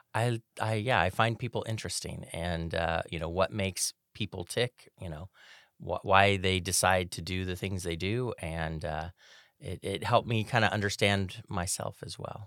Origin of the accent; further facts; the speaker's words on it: Sacramento, California, United States; I was born and raised in Sacramento